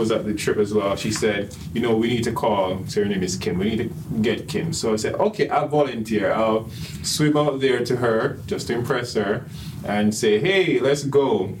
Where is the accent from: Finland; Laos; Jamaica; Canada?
Jamaica; now in Orlando, United States; I'm a guy, I'm from Jamaica.